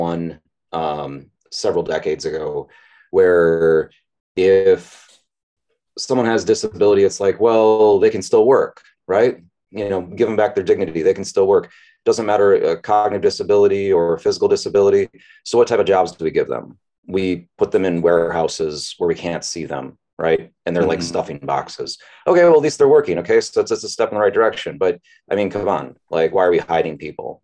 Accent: United States; moved away as an adult; now in South Korea; as an American, up to like, you know, 2007 coming here, I was just totally surprised when I got to Busan.

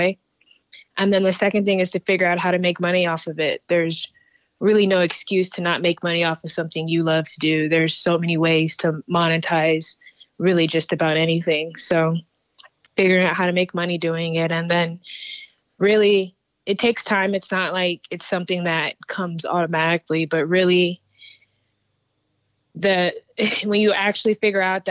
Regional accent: Houston, Texas, United States; also born or lived in Stafford, Texas / Sugar Land, Texas; I grew up in Southwest

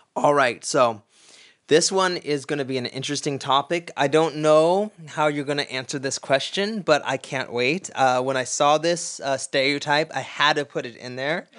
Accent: United States; now in Krakow, Poland; I'm from the United States of America

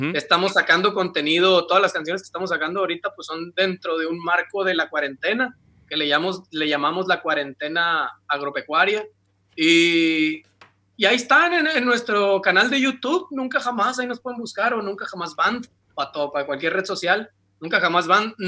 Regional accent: Ciudad Obregón, Sonora, Mexico

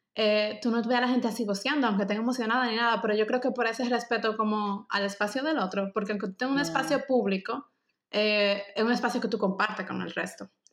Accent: Dominican Republic; moved away as an adult; now in Germany; nosotras como dominicanas

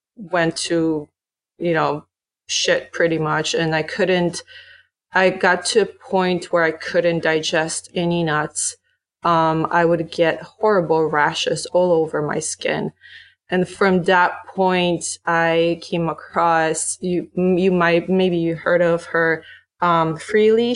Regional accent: Poland; now in United States; growing up in Poland

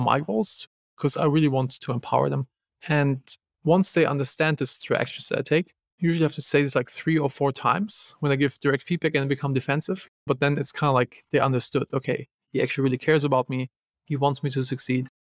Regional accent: Germany; I'm from Germany.

